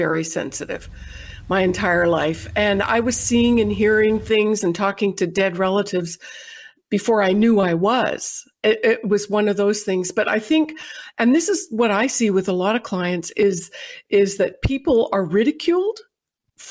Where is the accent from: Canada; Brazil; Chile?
Canada; moved away as an adult; now in United States; I was born and raised in Canada